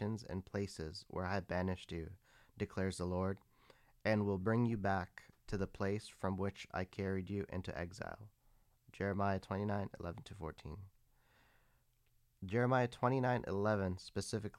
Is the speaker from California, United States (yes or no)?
yes; San Bruno, California, United States; I was born and raised in Northern California in a city called San Bruno.